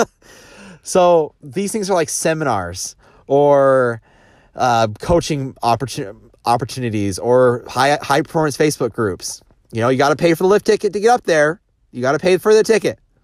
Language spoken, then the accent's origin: English; Idaho, United States; I grew up in Idaho and just farm kid, around potatoes